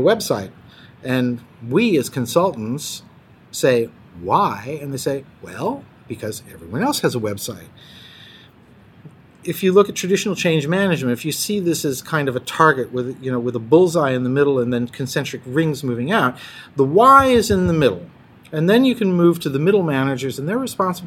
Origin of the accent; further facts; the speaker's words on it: United States; accent: American; first language English; moved away as an adult; now in Copenhagen, Denmark; I was born in the United States, so technically English is my first language, but for 36 years, Danish has actually been my working language, so I only sound American